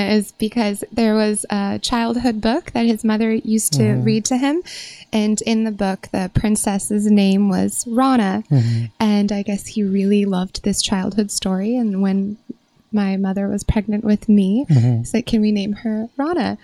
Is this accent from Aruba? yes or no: no; United States; I was born and raised here, but Tehran.